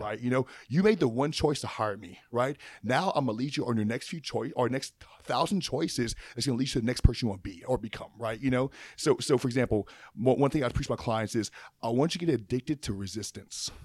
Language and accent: English; Opelousas, Louisiana, United States; I'm from Appaloosa, Louisiana.